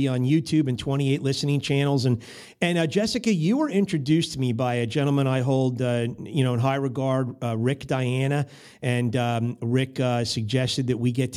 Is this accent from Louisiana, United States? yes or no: no; Berkeley Heights, New Jersey, United States; now in St. Louis, United States; I'm from Berkeley Heights, New Jersey, so I'm not too far from you over there. I was grew up kind of right near Bell Labs over there, Murray Hill